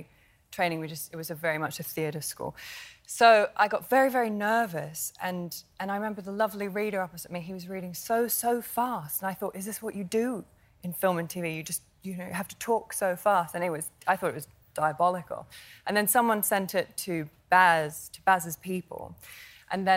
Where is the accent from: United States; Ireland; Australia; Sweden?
Australia; I am Australian